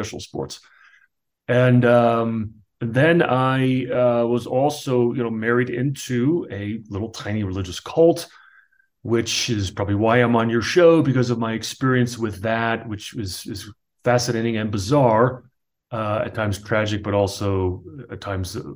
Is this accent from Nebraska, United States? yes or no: no; New Jersey, United States; Born and raised in New Jersey